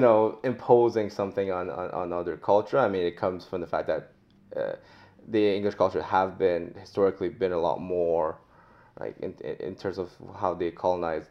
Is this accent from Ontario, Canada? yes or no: no; Montreal, Quebec, Canada; moved away; also born or lived in France; I was born in France, but I grew up in oh, Montreal